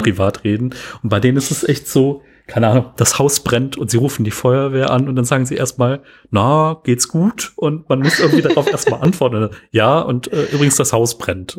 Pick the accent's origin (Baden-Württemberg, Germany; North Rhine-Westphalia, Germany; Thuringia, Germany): North Rhine-Westphalia, Germany; Cologne; accent: Rhenish; Weil hier in Köln ist so, als ich bin in Köln geboren und äh, der, der rheinische Akzent kommt bei mir manchmal so ein bisschen oder Dialekt kommt so ein bisschen durch